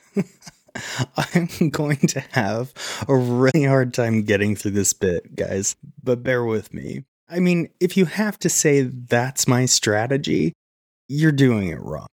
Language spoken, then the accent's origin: English; Montana, United States; my home state is on that list